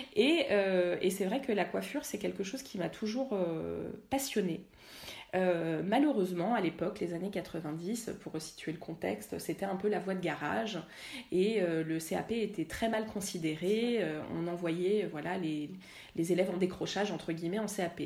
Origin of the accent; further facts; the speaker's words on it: La Celle-Saint-Cloud, Île-de-France, France; j'ai grandi à la Selle Saint-Cloud